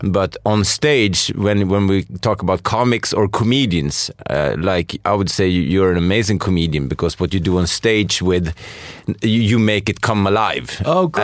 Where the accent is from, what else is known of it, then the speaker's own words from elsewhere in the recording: Sweden; I'm from Sweden